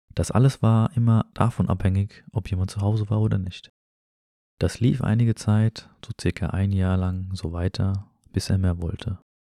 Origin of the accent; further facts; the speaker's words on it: Germany; also born or lived in an Arab-Muslim country (birthplace); Aufgewachsen bin ich jedoch in Deutschland